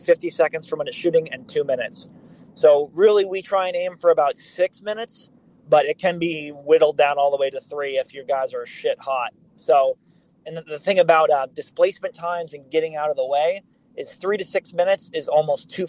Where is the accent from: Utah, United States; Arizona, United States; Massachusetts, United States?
Massachusetts, United States; Boston; moved away; I'm from Boston originally